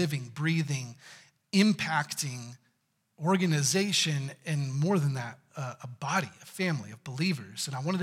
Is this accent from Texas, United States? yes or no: yes; Texas, United States; I'm from Texas